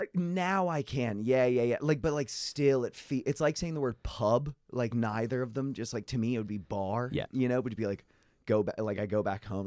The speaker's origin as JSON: {"language": "English", "country": "United States", "moved": "as an adult", "lives_now": "Ireland", "said": "I'm American"}